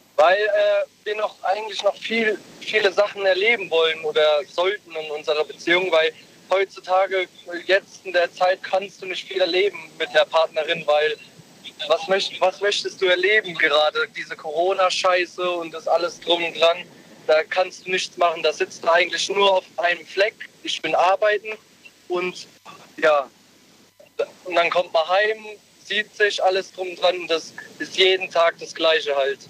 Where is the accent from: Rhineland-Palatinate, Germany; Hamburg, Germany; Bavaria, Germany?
Rhineland-Palatinate, Germany; Ludwigshafen; ich komme aus Ludwigshafen eigentlich